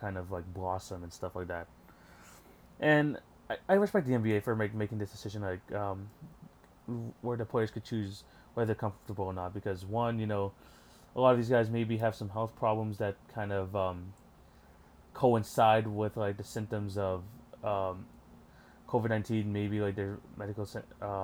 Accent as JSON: {"language": "English", "country": "Canada", "said": "I'm from Canada"}